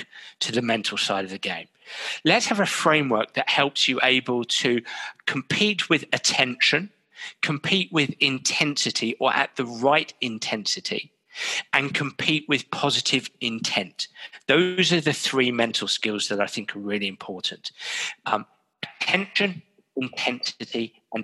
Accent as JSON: {"language": "English", "region": "England", "country": "United Kingdom", "said": "being English, being British"}